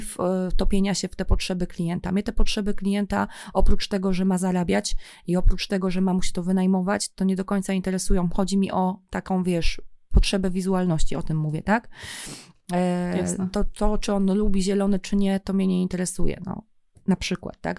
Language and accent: Polish; Toruń, Kuyavian-Pomeranian Voivodeship, Poland; ja tutaj jestem z Torunia